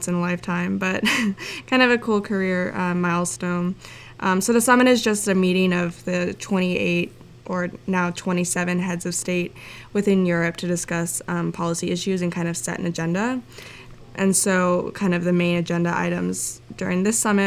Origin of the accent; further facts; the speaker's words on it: United States; an American